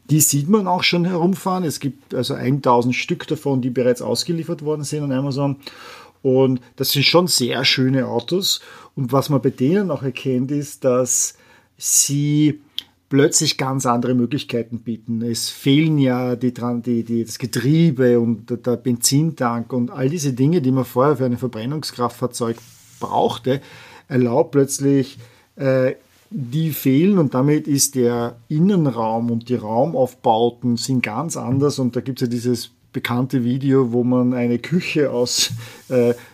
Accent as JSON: {"language": "German", "region": "Vienna", "country": "Austria", "moved": "as an adult", "lives_now": "San Francisco Bay Area, United States", "said": "ich komme ursprünglich aus Wien, wohne seit jetzt äh, über 20 Jahren in der San Francisco Bay Area"}